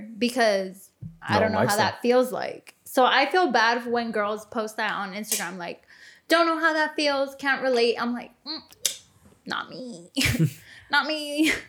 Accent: Montclair, California, United States; I'm from Montclair. I'm originally born.

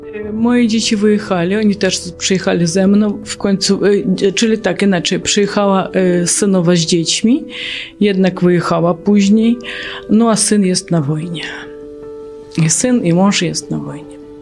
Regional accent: Kyiv, Ukraine; Polish is a second language; moved away as an adult; now in Janów Lubelski, Poland; jestem z Kijowa, e, pochodzę z Ukrainy

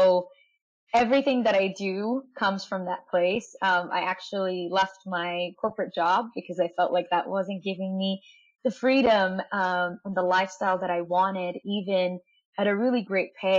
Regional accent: Egypt; I'm from Egypt

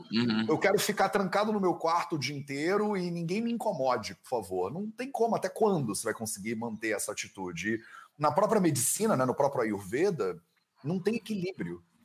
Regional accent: Brazil; moved away as an adult; eu saí do Brasil há oito anos

